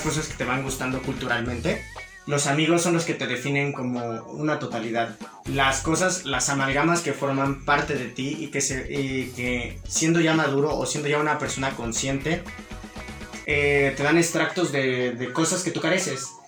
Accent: Mexico; hablo de México porque vivimos

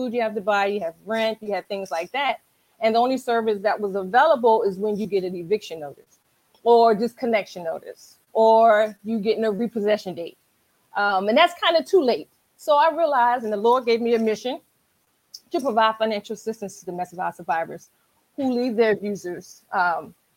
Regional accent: Washington, District of Columbia, United States; moved away as an adult; now in Charles County, Maryland, United States; I am a Washingtonian, originally from, born and raised in Washington, D.C. I currently live in Charles County, Maryland

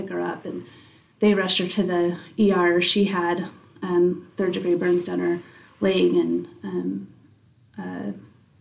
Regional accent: Utah, United States; also born or lived in American Fork, Utah / Mayfield, Utah / Mount Pleasant, Utah; we moved from American Fork and we moved actually to Mayfield, Utah, which is down south. And so we did that in my middle school years

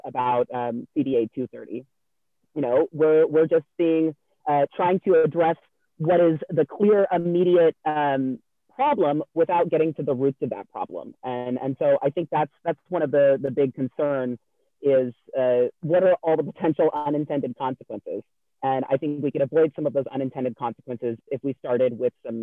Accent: California, United States; moved away; I'm originally from California

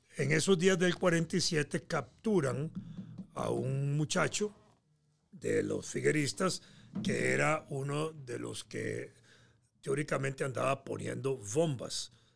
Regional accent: Costa Rica

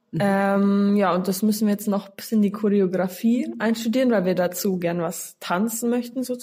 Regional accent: near Regensburg, Bavaria, Germany; aus der Nähe von Regensburg und ich bin 17 Jahre alt.

